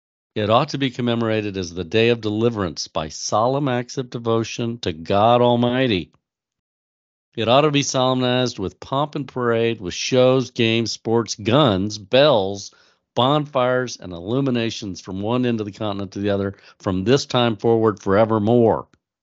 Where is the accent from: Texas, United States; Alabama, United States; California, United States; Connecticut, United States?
Texas, United States; I'm from Texas, where not only is there a chicken in every pot, but there's a set of fireworks in every pot.